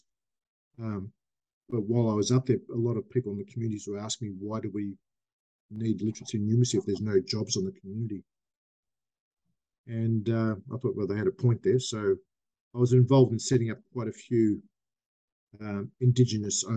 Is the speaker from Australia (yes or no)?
yes; Australia; when I was growing up in Australia